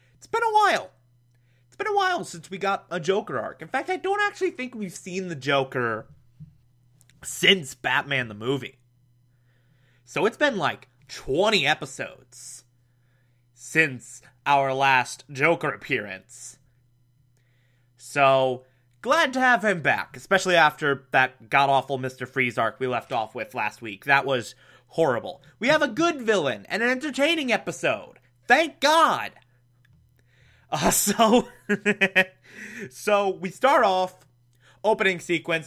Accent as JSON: {"language": "English", "region": "Scotland", "country": "United Kingdom", "said": "I'm Scottish"}